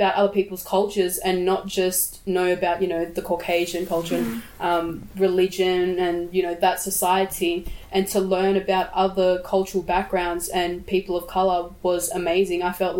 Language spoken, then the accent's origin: English; Sydney, New South Wales, Australia; also born or lived in Brisbane; I come from the Birriggubba and Wanneroo tribe. I was born here in Brisbane, but I was later on raised in Sydney.